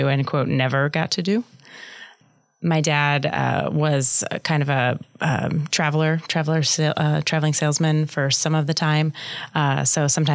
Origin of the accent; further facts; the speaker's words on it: Omaha, Nebraska, United States; also born or lived in Lincoln, Nebraska; I grew up in Midtown Omaha